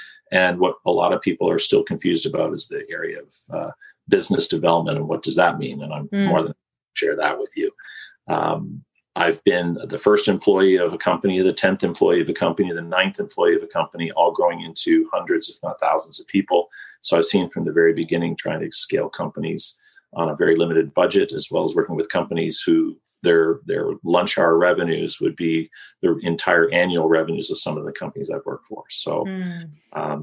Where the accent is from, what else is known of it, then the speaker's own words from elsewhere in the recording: Kitchener-Waterloo, Ontario, Canada; I was born and raised in Kitchener-Waterloo